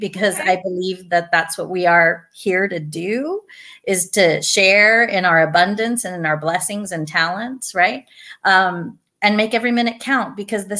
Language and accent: English; Douglas, Arizona, United States; now in Tucson, United States; Originally from Douglas, small town. I am so glad and grateful to have grown up there